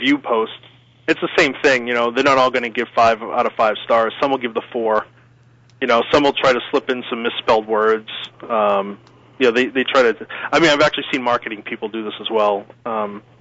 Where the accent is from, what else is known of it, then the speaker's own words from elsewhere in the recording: Northern Massachusetts, United States; accent: East Coast; moved away; Northern Mass area originally.